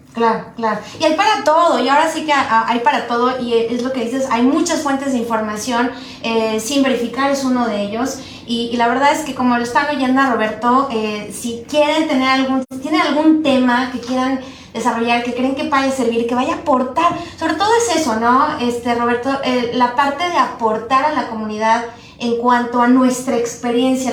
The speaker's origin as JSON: {"language": "Spanish", "country": "Mexico", "moved": "yes", "lives_now": "United States", "said": "nosotros como emprendedores mexicanos"}